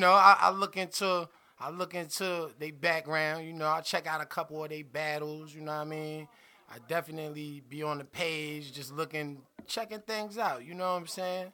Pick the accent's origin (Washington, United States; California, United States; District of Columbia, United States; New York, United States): New York, United States; New York City; I'm from Brooklyn